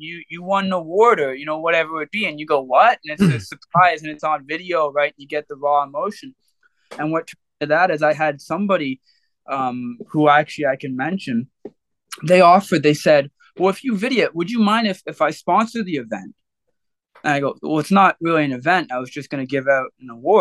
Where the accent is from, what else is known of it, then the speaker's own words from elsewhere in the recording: Oshawa, Ontario, Canada; growing up in Oshawa, I moved all around Oshawa